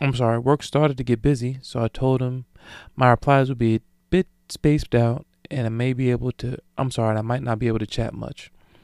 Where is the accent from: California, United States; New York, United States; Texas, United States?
New York, United States; Brooklyn; Now, I don't know about y'all, but I'm from Brooklyn, and that text tone was a little bit out of pocket for me